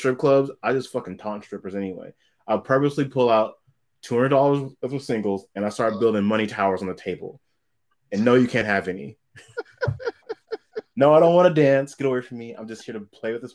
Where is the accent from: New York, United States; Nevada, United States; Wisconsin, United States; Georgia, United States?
Nevada, United States; Las Vegas; also born or lived in Louisiana; now in San Diego, United States; I grew up in Vegas